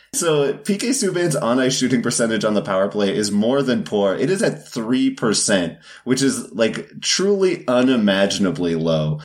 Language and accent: English; Canada; I'm Canadian